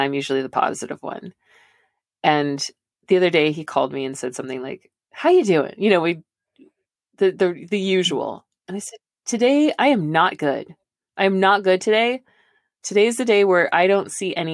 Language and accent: English; Santa Cruz, California, United States; my hometown, Santa Cruz